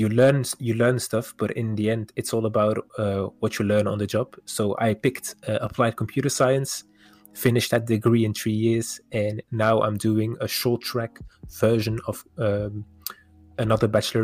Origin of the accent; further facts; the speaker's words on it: Wevelgem, Flanders, Belgium; also born or lived in Kortrijk, Belgium; Parents are originated from Morocco. They came here when they were pretty young, 6 or 7 years old. I was born in Kortrijk in Belgium. All right. And ever since then, I lived around the neighborhood. It was not Kortrijk, it was Wevelgem, which is pretty close.